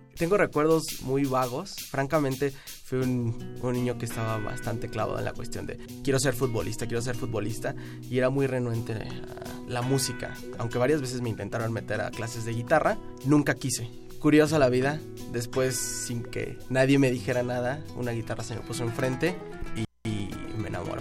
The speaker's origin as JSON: {"language": "Spanish", "region": "Mexico City", "country": "Mexico", "tie": "born or raised there", "said": "nací en la Ciudad de México el 12 de junio de 1991"}